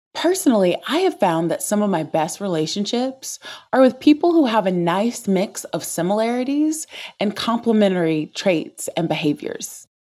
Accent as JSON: {"language": "English", "region": "the South", "country": "United States", "tie": "born or raised there", "said": "Growing up in the South as an introvert"}